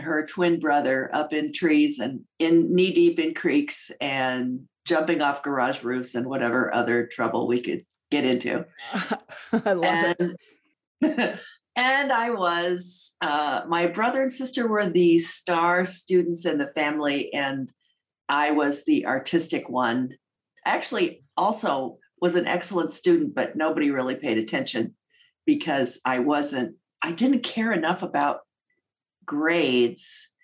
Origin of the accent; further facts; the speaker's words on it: St. Charles, Illinois, United States; I was raised outside of Chicago in a suburb called St. Charles, which at the time was the last town before you hit the cornfields